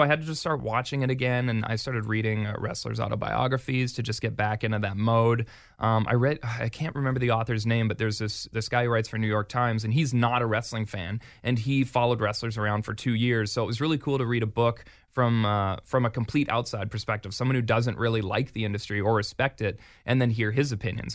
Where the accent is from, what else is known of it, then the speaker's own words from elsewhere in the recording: Edmonton, Alberta, Canada; my hometown is Edmonton